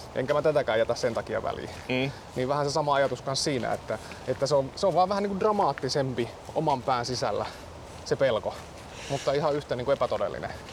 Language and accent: Finnish; Central Finland, Finland; now in Helsinki, Finland; mä ajoin sitten Keski-Suomeen, mä oon kotoisin sieltä